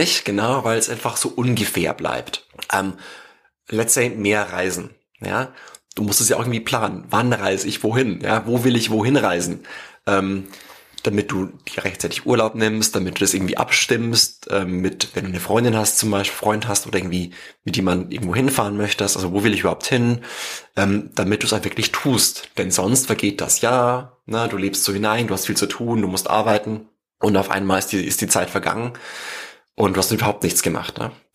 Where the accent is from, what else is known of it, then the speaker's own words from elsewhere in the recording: home village near Regensburg, Bavaria, Germany; weil es einfach an meinem Heimatdorf am nächsten dran war